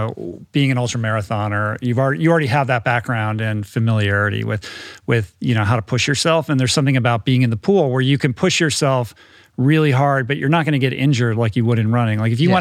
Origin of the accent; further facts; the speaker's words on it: Grosse Pointe, Michigan, United States; born there; I was born in Grosse Pointe.